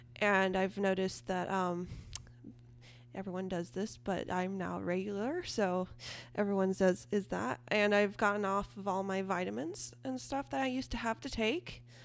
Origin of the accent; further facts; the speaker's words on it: Eureka, California, United States; I am from Eureka, California, which is in Northern California, Humboldt County.